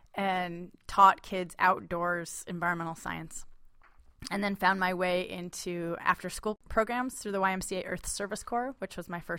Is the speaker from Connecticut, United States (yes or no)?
yes; Connecticut, United States; now in Seattle, United States; And I grew up in Connecticut, looking under rocks and swinging from trees and playing outdoors.